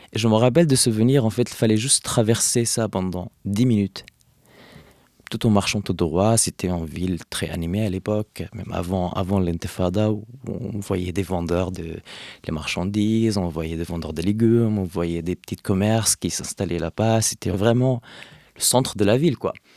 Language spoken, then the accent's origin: French; Hebron, West Bank, Palestine; now in Paris, France; d'Hébron, de Khalil, là où j'ai grandi